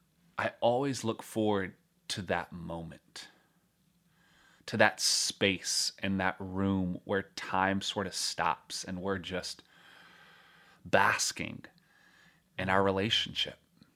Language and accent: English; North Carolina, United States; At least where I grew up in North Carolina.